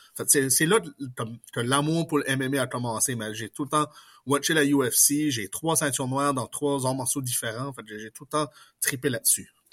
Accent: Pointe-Sapin?, New Brunswick, Canada; accent: Acadian; also born or lived in Port-la-France; je suis originaire de Potemouche dans la péninsule acadienne, au Nouveau-Brunswick

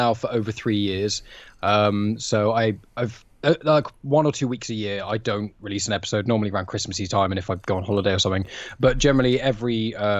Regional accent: England, United Kingdom; So we're all English

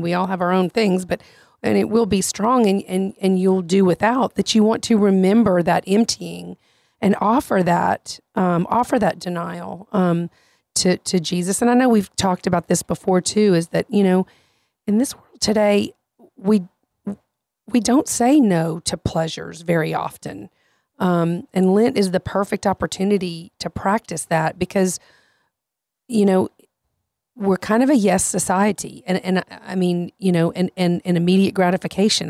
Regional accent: Louisiana, United States; I'm from Louisiana.

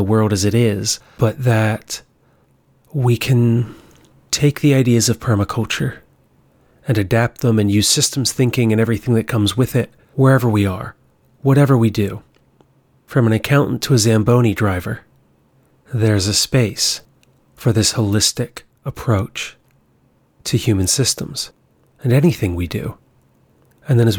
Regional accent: Hagerstown, Maryland, United States; my hometown of Hagerstown, Maryland

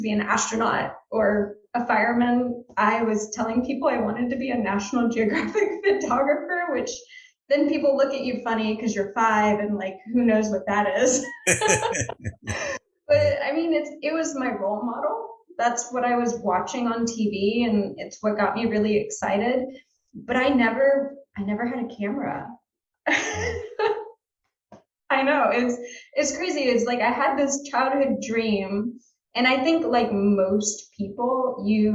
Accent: South Louisiana, United States; moved away; also born or lived in Georgia / Virginia / Pensacola, Florida; I grew up in South Louisiana

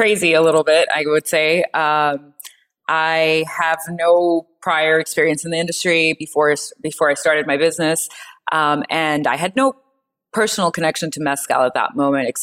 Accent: Mexico City, Mexico; moved away as an adult; I am originally from Mexico City.

